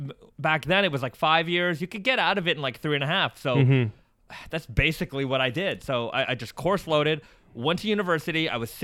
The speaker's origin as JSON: {"language": "English", "town": "Mississauga", "region": "Ontario", "country": "Canada", "tie": "born or raised there", "also_born_or_lived": "Toronto", "said": "So I grew up in Toronto for most of my elementary school days. And for junior high and high school, my family moved to Mississauga. And I grew up there."}